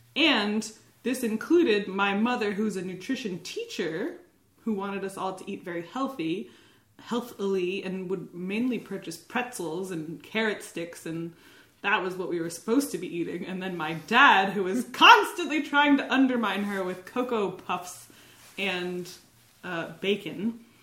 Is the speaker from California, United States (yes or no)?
no; Nazareth, Pennsylvania, United States; now in Burlington, United States; I'm from Pennsylvania, Dutchland, in a town known as Nazareth, home of Martin Guitar.